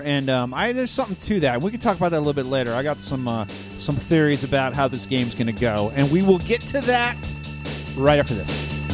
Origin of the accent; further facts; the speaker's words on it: Illinois, United States; now in Denver, United States; I grew up in the Midwest